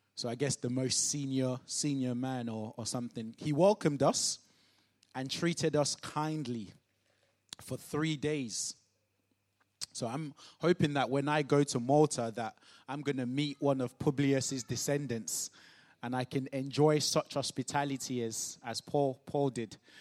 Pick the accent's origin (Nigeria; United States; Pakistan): Nigeria; moved away; growing up in Nigeria